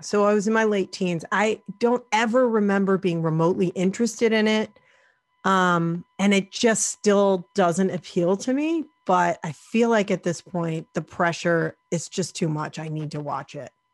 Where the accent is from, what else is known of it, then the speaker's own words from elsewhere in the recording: near Salem, Massachusetts, United States; I grew up near Salem